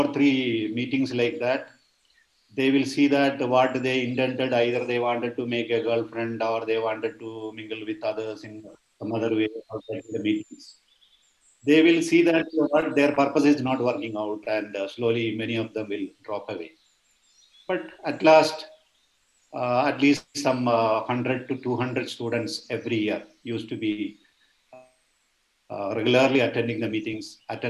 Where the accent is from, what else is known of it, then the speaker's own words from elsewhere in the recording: Wayanad district, Kerala, India; moved away; also born or lived in Bangalore; I was born and brought up in Wayanad district of Kerala